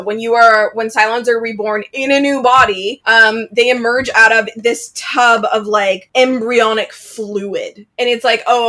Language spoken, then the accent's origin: English; Canada; I'm Canadian.